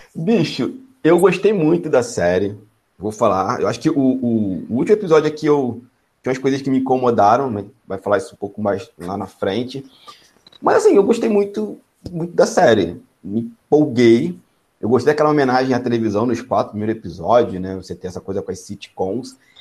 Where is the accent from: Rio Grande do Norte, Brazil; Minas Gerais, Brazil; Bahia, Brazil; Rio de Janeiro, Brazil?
Rio de Janeiro, Brazil; Magé; Magé é minha cidade natal